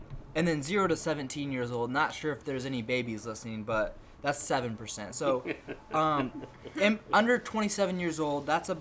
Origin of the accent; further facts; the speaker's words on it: Illinois, United States; I'm from Illinois